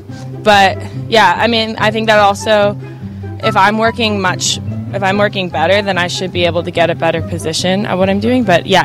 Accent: New Jersey, United States; I mean, I come from New Jersey.

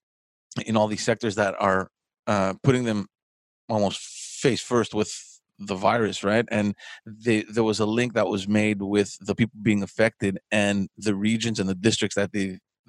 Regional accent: Montreal, Quebec, Canada; I'm from Park X, and I always felt that Park Extension has been evolving positively

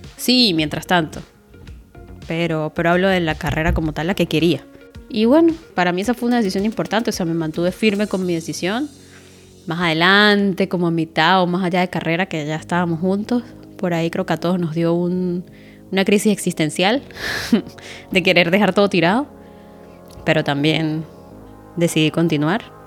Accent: Táchira, Venezuela; moved away; estudié en la Universidad de los Andes, pero en el núcleo Táchira, que es en mi ciudad, de donde soy.

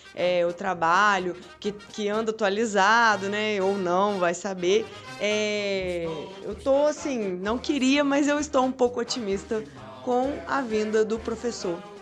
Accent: Volta Redonda, Rio de Janeiro, Brazil; eu sou de Volta Redonda.

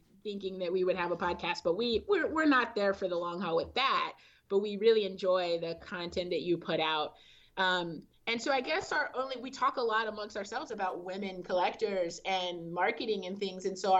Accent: California, United States; I'm from California, so we're out in the... sometimes the East Bay area

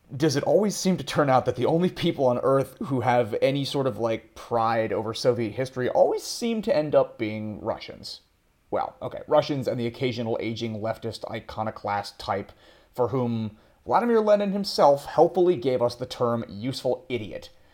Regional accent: United States; moved away as an adult; an American political nerd

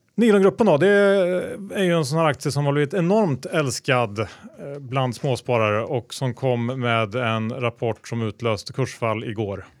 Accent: Sweden; som svensk

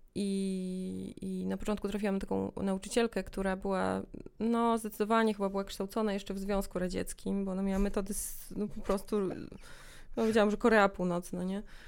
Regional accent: Białystok, Podlaskie Voivodeship, Poland; moved away as an adult; also born or lived in Augustów / Poznań; now in Warsaw, Poland; Urodziłam się w Augustowie, ale wychowałam się w Białymstoku przez pierwsze 19 lat mojego życia.

